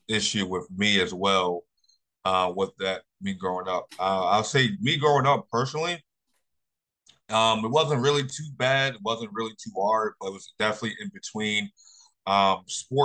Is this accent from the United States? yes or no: yes; Philadelphia, Pennsylvania, United States; also born or lived in Jacksonville; I was born and raised in Philadelphia